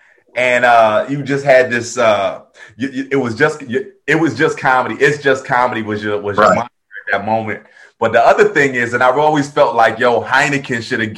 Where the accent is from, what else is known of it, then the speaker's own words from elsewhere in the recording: New Jersey, United States; I'm originally from South Jersey.